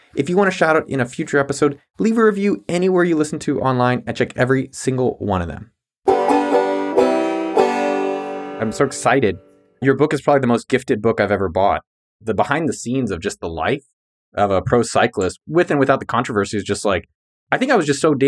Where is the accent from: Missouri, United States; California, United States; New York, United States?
California, United States; San Jose; I grew up in San Jose, California